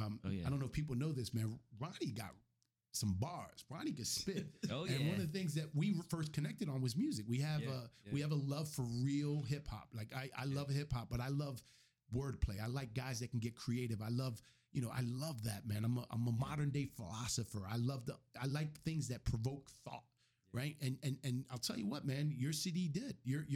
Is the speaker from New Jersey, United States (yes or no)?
yes; Camden, New Jersey, United States; I grew up in Camden, New Jersey at the worst possible time during the crack epidemic.